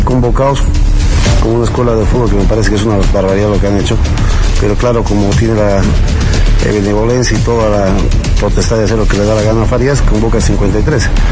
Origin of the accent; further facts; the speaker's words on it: Bolivia; soy boliviano